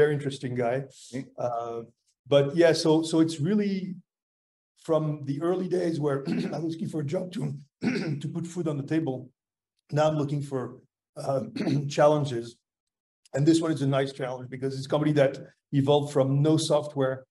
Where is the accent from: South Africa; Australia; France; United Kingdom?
France; moved away as an adult; also born or lived in Boston, United States; I had some family stuff I had to take care of back in France because I'm from France